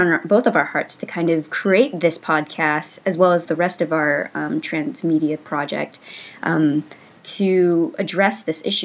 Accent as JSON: {"language": "English", "town": "San Jose", "region": "California", "country": "United States", "tie": "born or raised there", "also_born_or_lived": "San Francisco", "lives_now": "Los Angeles, United States", "said": "I grew up in San Jose"}